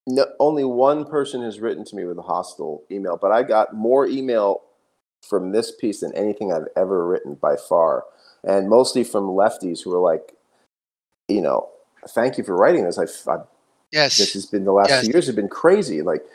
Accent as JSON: {"language": "English", "country": "United States", "said": "But to participate as an American in my own society, I realized, wow, this is the first time I have been involved in a movement that's actually populated by the working class."}